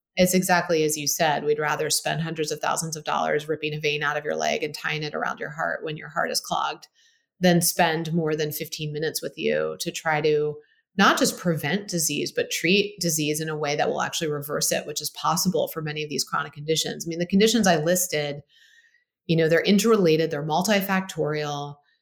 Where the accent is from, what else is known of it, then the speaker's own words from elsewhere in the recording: Baltimore, Maryland, United States; I grew up in Baltimore, Maryland, great upbringing